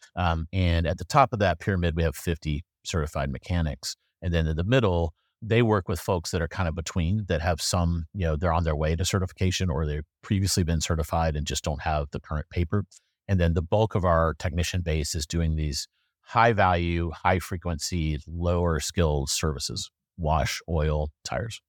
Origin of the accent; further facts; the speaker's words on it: South Carolina, United States; now in Durham, United States; I'm from South Carolina, but, uh, I'm coming to you live from Durham.